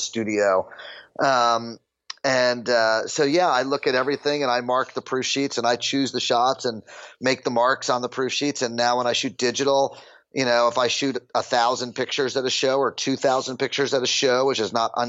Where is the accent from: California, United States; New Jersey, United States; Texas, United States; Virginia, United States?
New Jersey, United States; the house I grew up in New Jersey